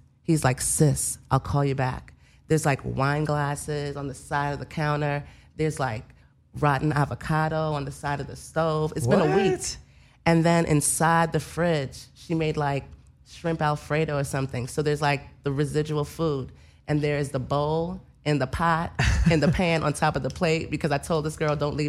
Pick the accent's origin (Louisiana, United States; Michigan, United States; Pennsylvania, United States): Louisiana, United States; New Orleans; I'm from New Orleans.